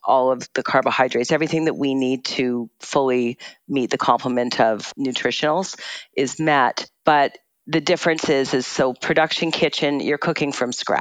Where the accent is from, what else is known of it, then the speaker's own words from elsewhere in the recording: Burnaby, British Columbia, Canada; I grew up in Burnaby. I went to Burnaby Central Senior Secondary